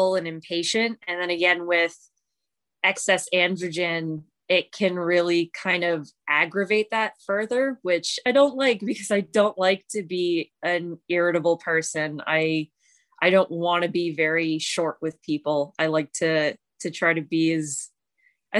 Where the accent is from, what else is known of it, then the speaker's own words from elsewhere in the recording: London, Ontario, Canada; I'm from London, Ontario, Canada.